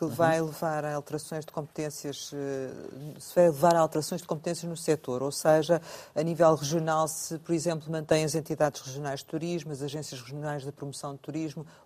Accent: Covilhã, Centro, Portugal; A minha terra.

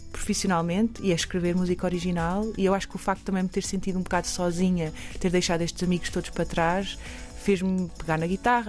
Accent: Bombarral, Centro, Portugal; moved away as an adult; now in Toronto, Canada; eu, cresci aqui em Portugal, mas nasci em Toronto

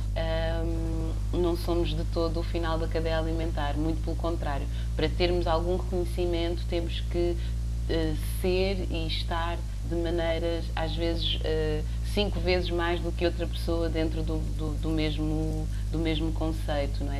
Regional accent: Lisbon, Portugal; nasci aqui na Estefânia, como o Paulo Pascoal

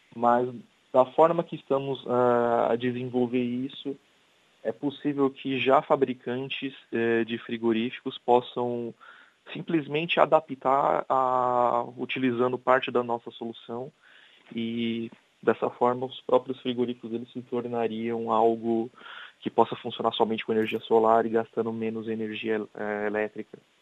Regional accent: São Paulo, Brazil; first language Portuguese; moved away as an adult; also born or lived in Germany / Indonesia / Africa; now in Coimbra, Portugal; Eu sou brasileiro. E eu, eu, gosto muito daqui. O clima, as pessoas são amigáveis. Uh, eu vim de uma cidade grande, que é São Paulo

